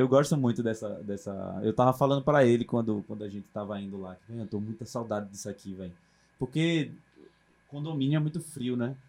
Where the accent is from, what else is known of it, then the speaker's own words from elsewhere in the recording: Recife, Pernambuco, Brazil; eu sou do Ibura